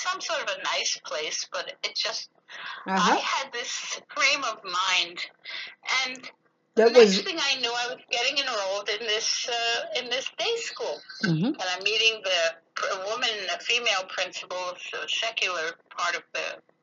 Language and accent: English; Long Island, New York, United States; moved away as an adult; now in Jerusalem, Israel; my early life was mostly on Long Island in a very affluent suburban area